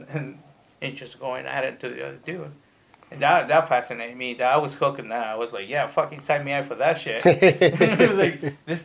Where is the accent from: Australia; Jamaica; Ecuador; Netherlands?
Ecuador; Cuenca, Azuay; now in Worcester, United States; I grew up in Ecuador, Cuenca